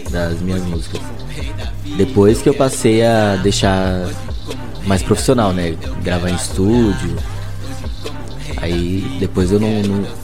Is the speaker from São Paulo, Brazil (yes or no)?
yes; São Paulo, Brazil; Então, sou de São Paulo, zona norte de São Paulo.